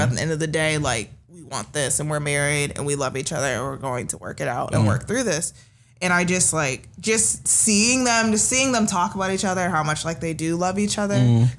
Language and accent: English; Nigeria; I mean, being Nigerian, I've gone to so many, but they're always, I feel like I've gone to more Nigerian weddings than like regular American weddings for sure.